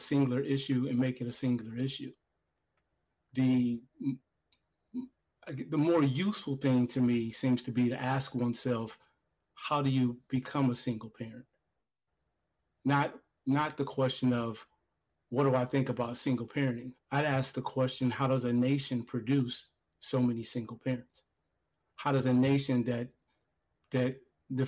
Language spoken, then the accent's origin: English; Gary, Indiana, United States; I grew up in Gary, Indiana, where there was a steel mill.